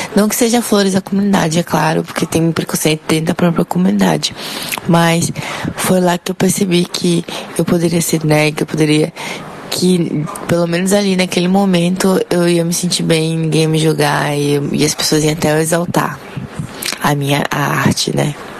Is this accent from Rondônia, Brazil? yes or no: yes; Porto Velho, Rondônia, Brazil; sou de Porto Velho